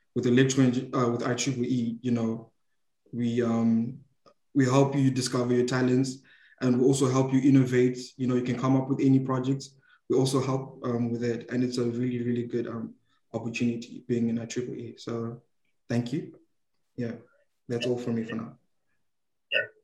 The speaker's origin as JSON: {"language": "English", "country": "Zimbabwe", "moved": "yes", "lives_now": "Malaysia", "said": "I'm from Zimbabwe, Africa."}